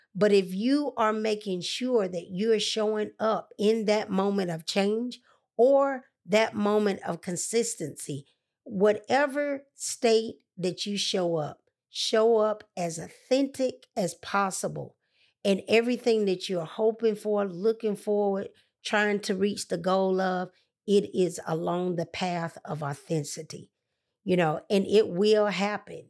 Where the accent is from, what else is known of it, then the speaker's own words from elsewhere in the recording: Atlanta, Georgia, United States; She said, Where are you from? I said, Atlanta